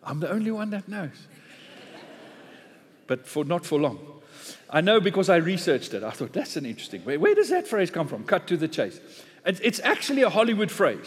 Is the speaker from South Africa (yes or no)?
yes; South Africa; being a South African in an English church this morning